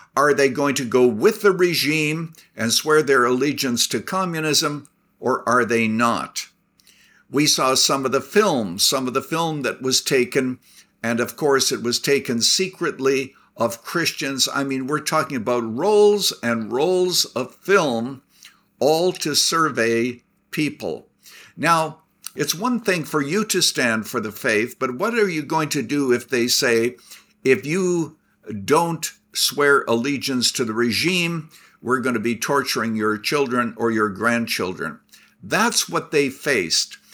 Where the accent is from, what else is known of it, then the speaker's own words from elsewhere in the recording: Canada; now in United States; I was born in Canada